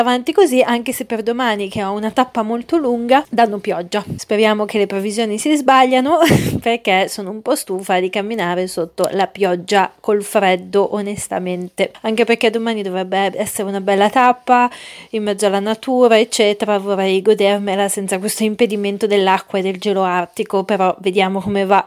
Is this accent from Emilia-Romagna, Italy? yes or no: no; Milan, Lombardy, Italy; per me che sono milanese